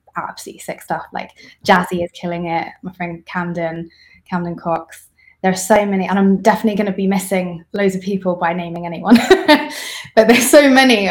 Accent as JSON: {"language": "English", "region": "Isfahan", "country": "Iran", "tie": "born or raised there", "moved": "yes", "said": "in my hometown, Esfahan"}